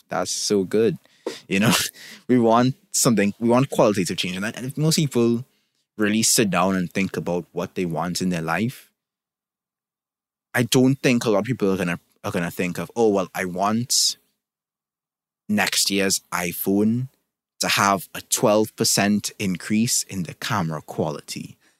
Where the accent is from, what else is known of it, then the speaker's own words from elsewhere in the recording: Trinidad & Tobago; I can look at my own country. I'm from Trinidad and Tobago, for those who don't know, and think of things that need to get better, right?